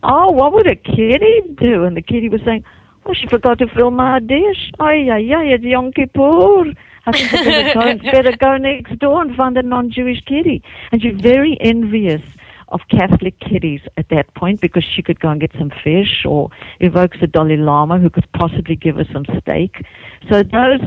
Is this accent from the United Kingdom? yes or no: no; South Africa; moved away as an adult; also born or lived in Hawaii / New Zealand; now in United States; I grew up in South Africa, and I left.